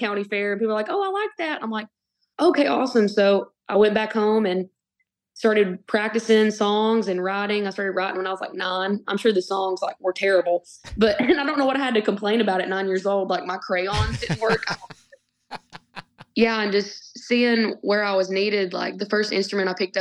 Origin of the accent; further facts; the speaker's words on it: Winchester, Tennessee, United States; now in Nashville, United States; I'm from Winchester, Tennessee. I grew up Southeast Tennessee, an hour and a half from Nashville